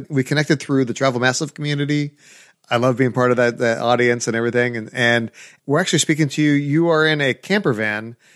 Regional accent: New Zealand; also born or lived in Australia; I'm a Kiwi, born and born and, born and bred.

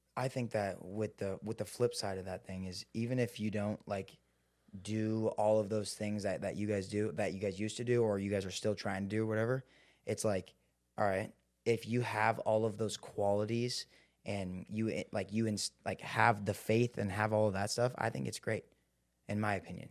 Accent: Seattle, Washington, United States; I grew up in Seattle.

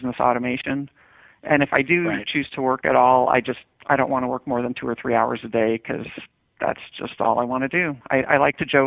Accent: Westchester County, New York, United States; I grew up in Westchester County, New York, which is one of the wealthiest places in the nation.

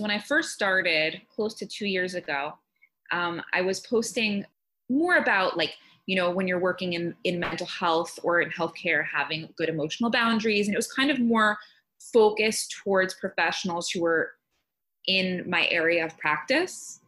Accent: New Jersey, United States; moved away as an adult; also born or lived in Texas; I moved from Texas back to my hometown in New Jersey

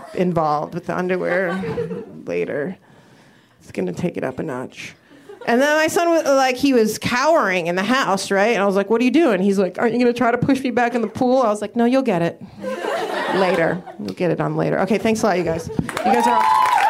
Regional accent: Midwest, United States; I'm from the Midwest

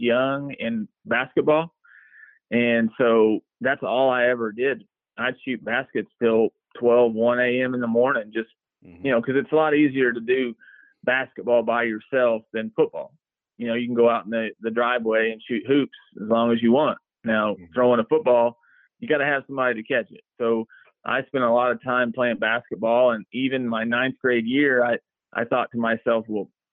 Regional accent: Tuttle, Oklahoma, United States; growing up in Tuttle, man, I couldn't ask for a better town to grow up

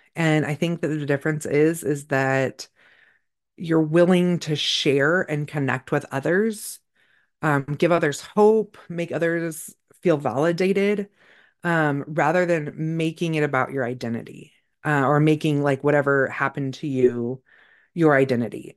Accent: California, United States; moved away; I grew up in California

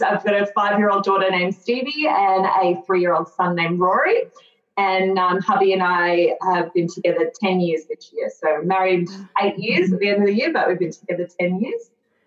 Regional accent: Western Australia, Australia; I'm from Western Australia and actually live in the Pilbara region in a place called Dampier.

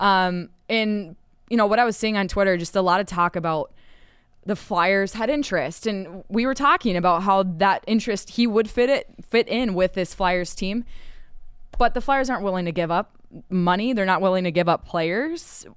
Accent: Minnesota, United States; accent: Minnesota; my Minnesota accent

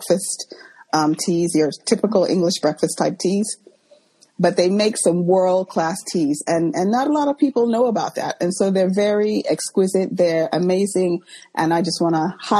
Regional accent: Texas, United States; moved away as an adult; also born or lived in London, United Kingdom; now in United Kingdom; at the age of five, I moved to the U.S. I was raised in Texas, schooled in Texas and all that, went to university in Texas

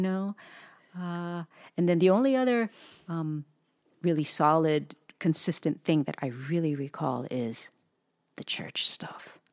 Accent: the Big Island, Hawaii, United States; I was raised on the Big Island

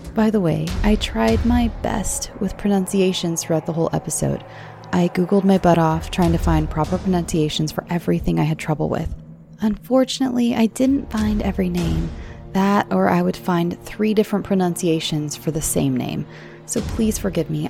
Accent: United States; I'm American

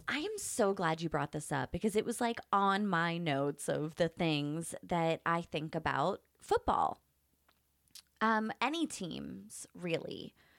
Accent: Pittsburgh, Pennsylvania, United States; now in San Diego, United States; I grew up in Pittsburgh

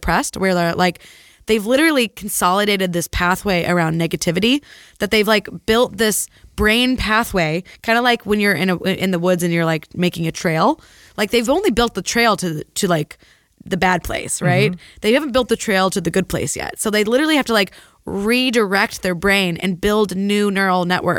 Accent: Peoria, Illinois, United States; also born or lived in San Francisco Bay Area; now in San Francisco, United States; From Illinois, Peoria, Illinois.

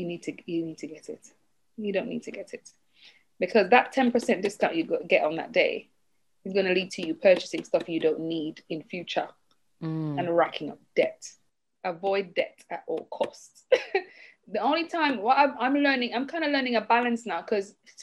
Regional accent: Jamaica; moved away; I'm Jamaican, and in our culture, we don't grow up having much access to loans

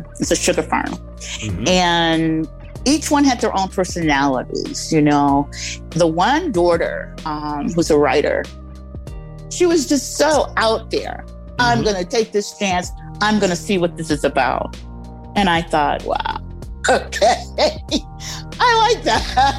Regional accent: Detroit, Michigan, United States; moved away; also born or lived in Dallas, Texas / Rockford, Illinois; Well, I was born in Dallas, Texas, 1953. And then we were moved to Michigan, grew up in Detroit during the time of the riots. And then my mom shipped us out of there and took us to Illinois, Rockford, Illinois.

